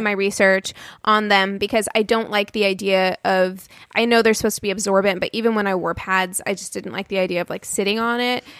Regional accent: Albuquerque, New Mexico, United States; I was born in Albuquerque, New Mexico.

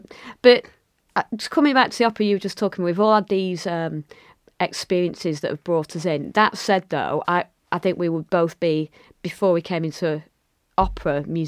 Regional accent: Lancashire, North West England, United Kingdom; accent: Lancashire, northern; it's great to have people with an accent like mine, from Lancashire, from the north

